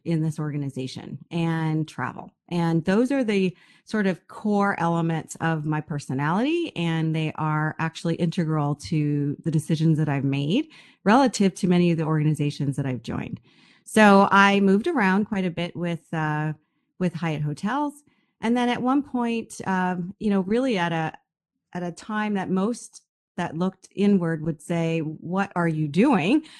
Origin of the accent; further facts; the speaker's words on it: United States; moved away as an adult; also born or lived in Bahamas / Canada; I'm from the United States